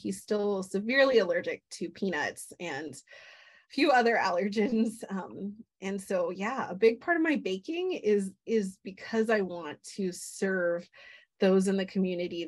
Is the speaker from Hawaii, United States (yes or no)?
yes; Hawaii, United States; growing up in Hawaii